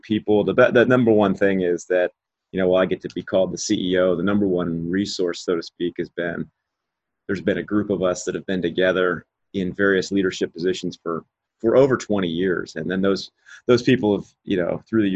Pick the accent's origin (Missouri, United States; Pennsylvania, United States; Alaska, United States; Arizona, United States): Missouri, United States; Kansas City; where I grew up in Kansas City, which is right in the middle of the US